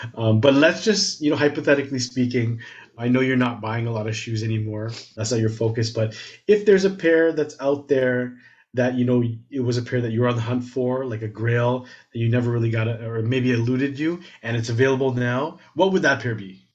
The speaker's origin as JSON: {"language": "English", "town": "Toronto", "region": "Ontario", "country": "Canada", "tie": "born or raised there", "said": "I grew up in Scarborough"}